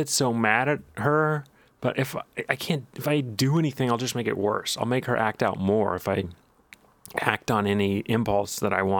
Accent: Texas, United States; I'm from Texas, and it's a bit weird to see a Confederate flag in New York.

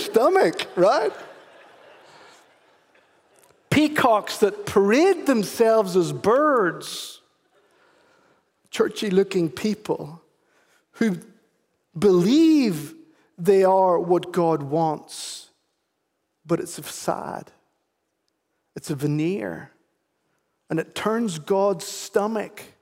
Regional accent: Ireland; moved away; I am actually Irish

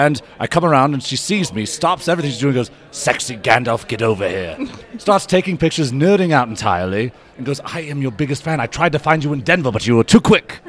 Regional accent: Ireland; Actually, I'm from Ireland

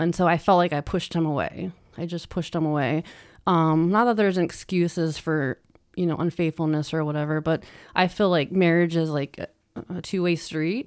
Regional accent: Ohio, United States; also born or lived in Pittsburgh, Pennsylvania; I moved back to Ohio from Pittsburgh

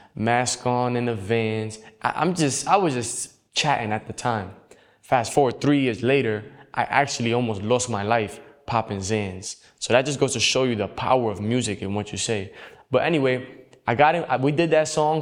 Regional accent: New York City, New York, United States; I grew up in the Bronx, New York

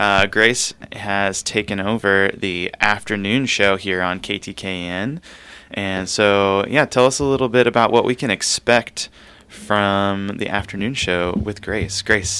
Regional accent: Southern California, United States; accent: valley accent; growing up in Southern California, you can probably hear a little bit of the, whatever you want to call that, that valley twang.

